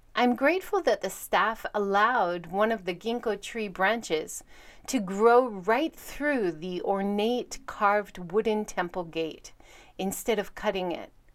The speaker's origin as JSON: {"language": "English", "country": "United States", "moved": "yes", "lives_now": "Hiroshima, Japan", "said": "Living in Hiroshima as an American"}